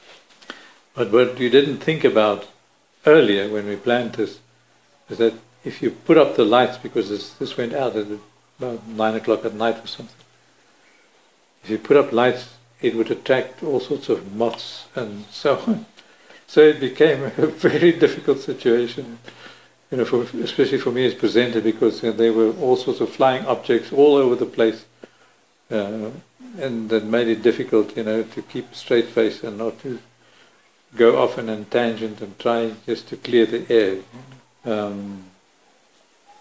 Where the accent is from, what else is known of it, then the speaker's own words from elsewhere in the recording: South Africa; as a South African